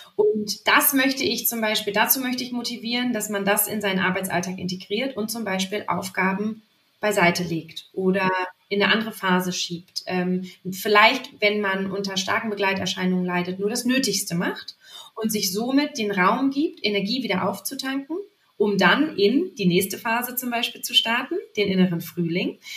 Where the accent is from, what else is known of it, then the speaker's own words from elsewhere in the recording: Lübeck, Schleswig-Holstein, Germany; also born or lived in Hamburg; now in Leipzig, Germany; ich bin zwar nicht Hamburgerin, sondern Lübeckerin